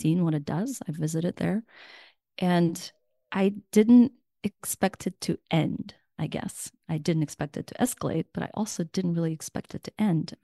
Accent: Ukraine; first language Russian; English is a second language; now in United States; Russian is my na-, native language, even though I was born in Ukraine

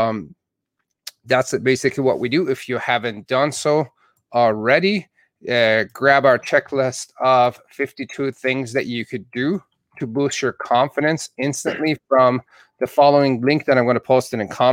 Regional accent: Southern Alberta, Canada; now in United States

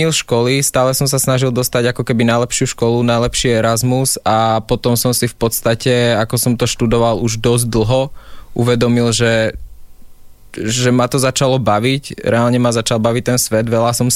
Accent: Žilina Region, Slovakia; tak je to práve tým, že som z Oravy, tak je to na Orave, tým, že tam chodím veľa s tým psom vonku, tak tam mám takú tú možnosť premýšľať

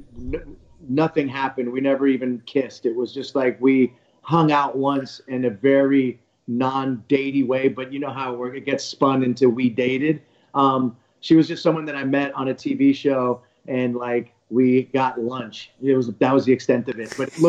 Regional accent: Bay Area, California, United States; I'm from the Bay Area

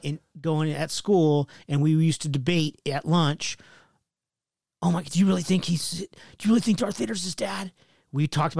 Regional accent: California, United States; I was from California.

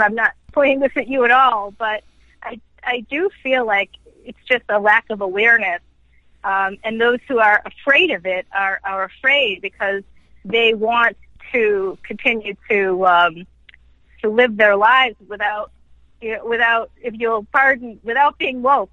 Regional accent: Boston, Massachusetts, United States; moved away; I don't live in Boston anymore, by the way, but I'm it's my hometown

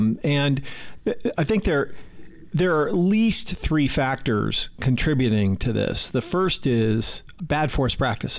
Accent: Pacific Northwest, United States; I grew up in the Pacific Northwest

